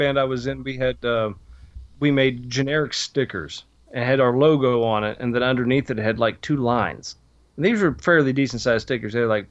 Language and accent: English; Pennsylvania, United States; I was born and raised in Pennsylvania